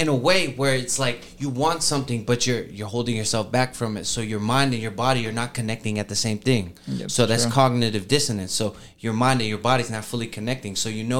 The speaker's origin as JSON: {"language": "English", "town": "Jacksonville", "region": "Florida", "country": "United States", "said": "from the South, man. I'm from Jacksonville"}